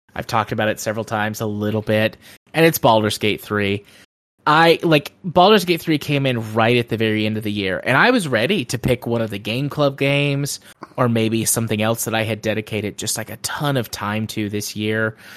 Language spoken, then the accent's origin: English; United States; especially as an American